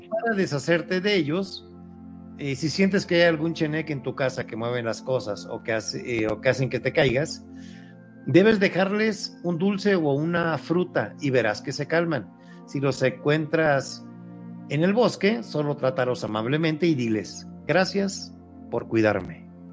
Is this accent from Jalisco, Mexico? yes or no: no; Papantla, Veracruz, Mexico; de donde yo soy originario, muy cerca de las ruinas de Papantla